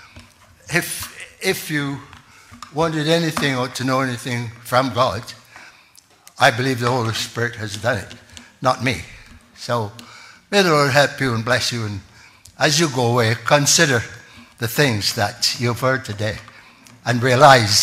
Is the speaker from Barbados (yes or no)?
yes; Barbados; moved away; I'm from Barbados originally